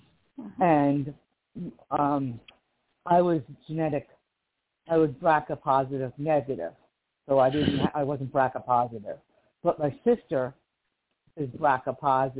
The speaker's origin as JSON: {"language": "English", "town": "Livingston", "region": "New Jersey", "country": "United States", "moved": "yes", "lives_now": "Kern County, United States", "said": "I'm from Livingston, New Jersey, originally, which is on the East Coast."}